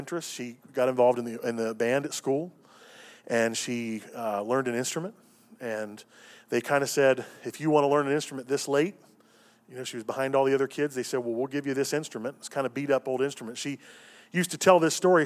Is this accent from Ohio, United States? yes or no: yes; Cincinnati, Ohio, United States; moved away as an adult; also born or lived in Tennessee; I moved from Cincinnati to Tennessee to go through my first year at Lee